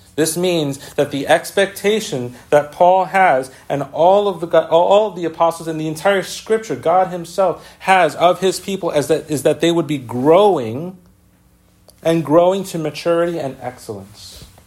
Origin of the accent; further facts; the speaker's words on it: New York City, New York, United States; we grew up with in the Bronx